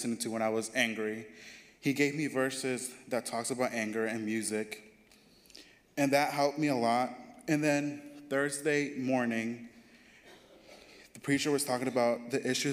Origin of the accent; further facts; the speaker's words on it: Mexico; now in United States; my home country, Mexico